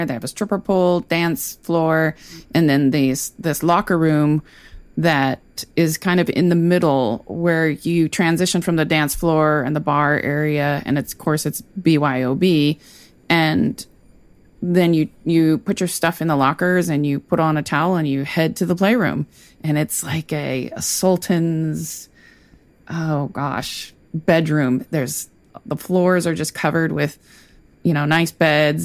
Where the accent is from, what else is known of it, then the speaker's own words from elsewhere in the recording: California, United States; also born or lived in Sacramento; California, and we're in Sacramento